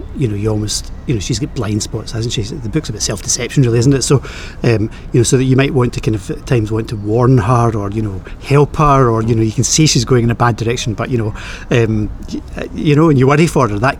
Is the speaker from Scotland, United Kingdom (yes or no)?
yes; Clydebank, Scotland, United Kingdom; I am Scottish, I'm from Clydebank